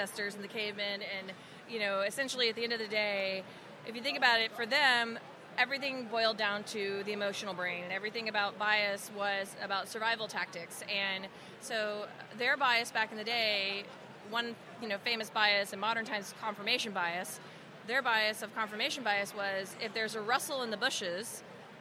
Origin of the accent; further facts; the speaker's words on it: Louisiana, United States; we're both actually from Louisiana